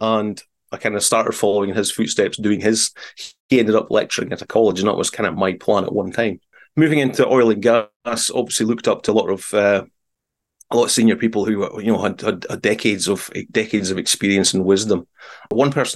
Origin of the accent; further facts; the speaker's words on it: south of Aberdeen, Scotland, United Kingdom; I'm not from the Aberdeen area. I'm from a little further south